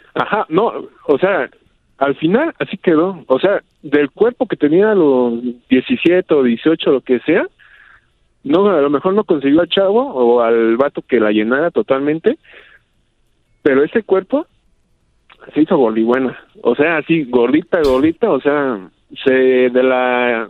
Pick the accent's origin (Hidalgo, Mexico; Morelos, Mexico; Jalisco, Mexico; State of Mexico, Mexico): State of Mexico, Mexico; Toluca; yo soy de Toluca, aquí del Estado de México